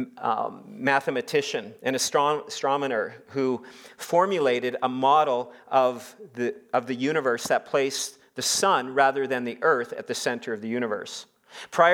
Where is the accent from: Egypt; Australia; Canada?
Canada; Saskatchewan; moved away; growing up in Saskatchewan